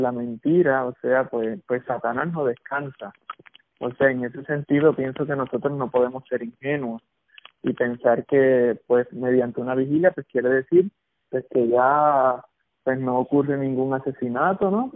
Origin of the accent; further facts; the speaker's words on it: Puerto Rico; como puertorriqueños